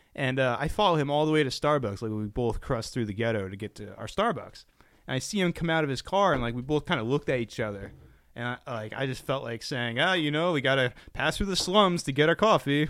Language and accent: English; United States; I'm American